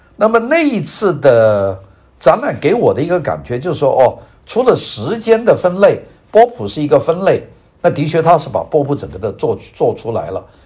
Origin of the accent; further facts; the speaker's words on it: China; moved away as an adult; now in Los Angeles, United States; 我从外国来的，从中国来的，从一个没有经历过现代艺术的一个地方来